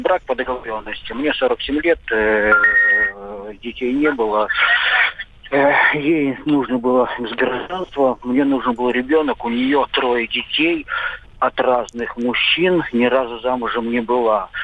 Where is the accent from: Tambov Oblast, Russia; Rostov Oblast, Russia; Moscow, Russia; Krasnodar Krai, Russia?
Moscow, Russia; Я москвич, квартира у меня есть своя личная, гражданство России